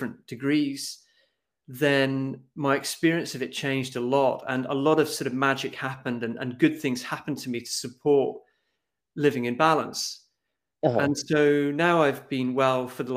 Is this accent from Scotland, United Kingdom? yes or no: yes; Scotland, United Kingdom; moved away as an adult; now in Norway; I come from Scotland. I've been living in Norway for the last 17 years